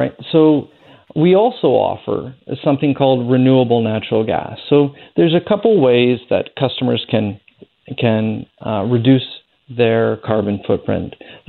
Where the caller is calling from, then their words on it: Surrey, British Columbia, Canada; I'm calling in from Surrey